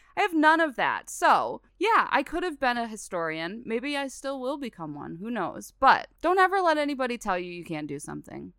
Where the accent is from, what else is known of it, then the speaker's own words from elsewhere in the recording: West Branch, Michigan, United States; I grew up in West Branch. I was much farther from Troy, Michigan